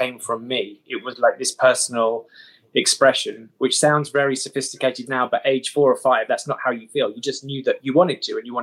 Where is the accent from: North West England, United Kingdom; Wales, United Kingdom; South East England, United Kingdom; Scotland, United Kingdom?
South East England, United Kingdom; Dartford; also born or lived in Bromley; I was born in Bromley and brought up just outside Dartford in Kent